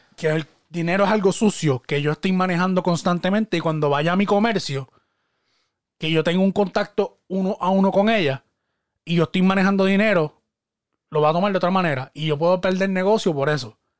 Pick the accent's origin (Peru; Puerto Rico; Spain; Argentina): Puerto Rico; yo soy boricua y yo soy boricua orgullosamente y yo hablo de mi país